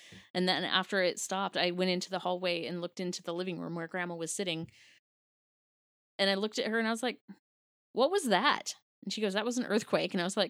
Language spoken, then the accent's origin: English; Washington, United States; we grew up in Washington, technically on the Ring of Fire